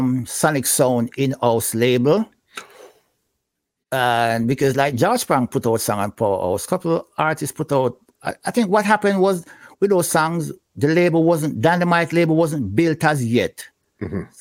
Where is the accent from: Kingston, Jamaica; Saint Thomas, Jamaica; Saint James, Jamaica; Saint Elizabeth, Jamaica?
Kingston, Jamaica; Franklin Town; I'm from Franklintown, which is basically part of Dunkirk, mm-hmm. right?